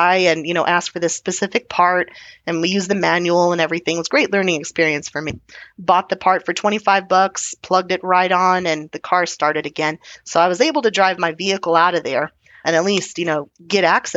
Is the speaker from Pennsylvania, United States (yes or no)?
no; Texas, United States; being Texan